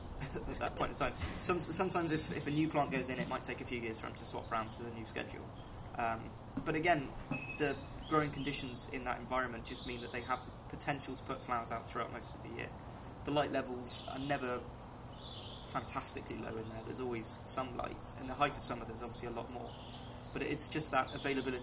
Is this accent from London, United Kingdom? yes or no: no; Ammanford, Wales, United Kingdom; I'm from Ammanford, which is a lot lower down, it's near a river, it's a lot warmer